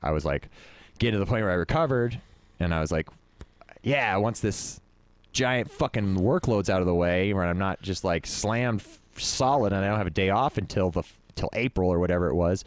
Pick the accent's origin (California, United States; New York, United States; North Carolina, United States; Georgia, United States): California, United States; Stockton; growing up in Stockton